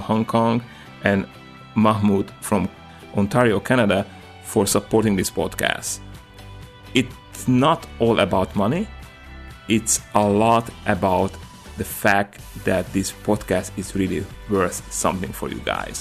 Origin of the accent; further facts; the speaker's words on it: Slovakia; English is a second language; now in California, United States; I'm coming from Slovakia